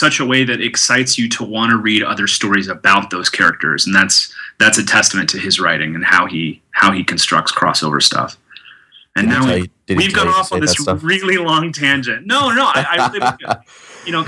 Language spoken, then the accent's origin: English; Tulsa, Oklahoma, United States; moved away; I grew up in Tulsa, Oklahoma, which is a small city in the middle